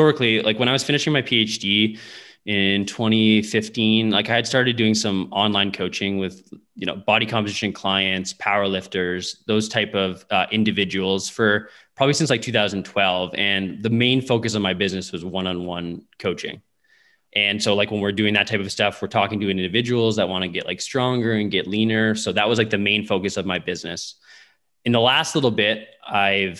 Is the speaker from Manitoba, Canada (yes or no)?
no; Windsor, Ontario, Canada; now in Saskatoon, Canada; I grew up in Windsor, Ontario, which is really close to Detroit